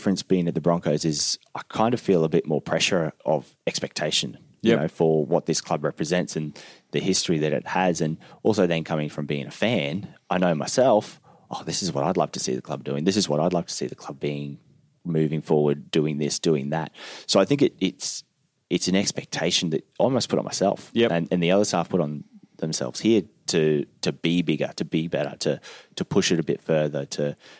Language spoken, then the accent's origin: English; Queensland, Australia; So I'm from North Queensland.